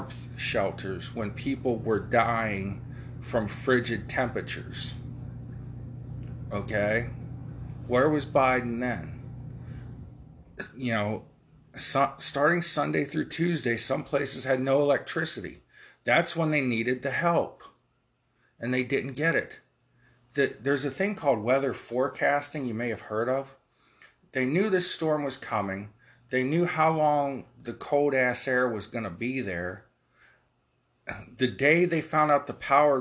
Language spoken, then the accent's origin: English; Ohio, United States; I'm from Ohio.